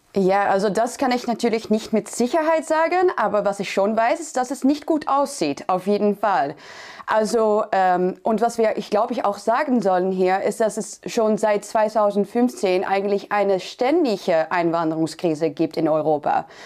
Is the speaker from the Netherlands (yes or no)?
yes; Netherlands; ich bin Christin, ich bin Niederländerin